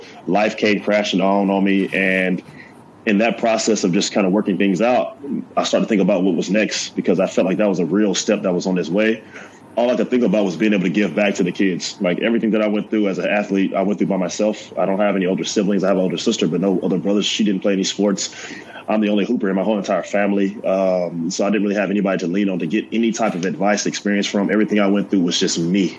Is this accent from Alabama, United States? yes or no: yes; Auburn, Alabama, United States; moved away as an adult; now in Chattanooga, United States; I'm originally from Auburn, Alabama